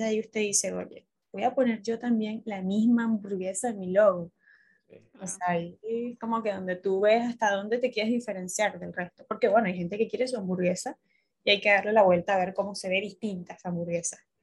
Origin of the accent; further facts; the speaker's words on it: Caracas, Capital District, Venezuela; moved away as an adult; now in Buenos Aires, Argentina; yo soy venezolana, caraqueña, pero entiéndame, tengo cinco años en Buenos Aires